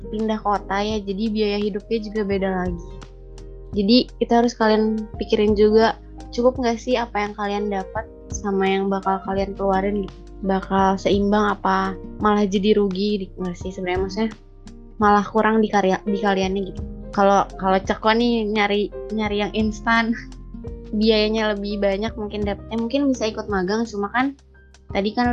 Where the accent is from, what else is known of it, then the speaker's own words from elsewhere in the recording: Bandung, West Java, Indonesia; aku kan asli Bandung nih aku asli Bandung dari kecil tuh nggak pernah ngerantau gitu ya kuliah sekarang di Bandung lagi jadi emang bener-bener selalu di rumah gitu